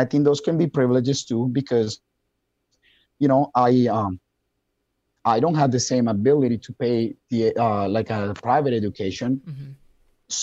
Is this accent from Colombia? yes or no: yes; Colombia; English is a second language; now in Wisconsin, United States; I have a very thick accent and I'm from Colombia